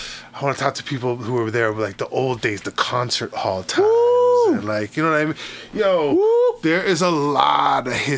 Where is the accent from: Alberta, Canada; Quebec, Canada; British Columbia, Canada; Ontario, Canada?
Ontario, Canada; Toronto; I grew up in Rexdale